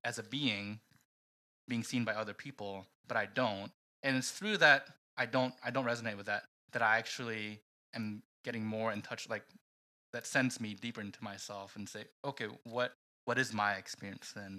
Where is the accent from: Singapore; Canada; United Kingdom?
Singapore; also born or lived in Philippines; I was born in the Philippines, but I moved to Singapore at a very young age, and so my parents were also immigrants to Singapore